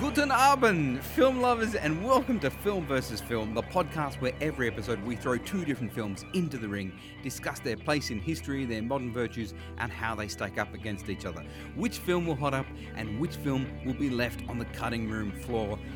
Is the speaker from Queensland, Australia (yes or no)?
no; Penrith, New South Wales, Australia; I grew up out west around Blacktown and Penrith